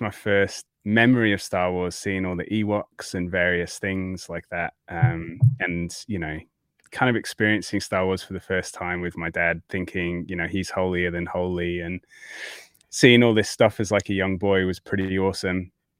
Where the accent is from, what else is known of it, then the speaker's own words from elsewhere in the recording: Yorkshire and the Humber, United Kingdom; now in Australia; I'm definitely a hybrid these days. I don't sound Australian to the Aussies, and I don't sound like I'm from Yorkshire to those from back home.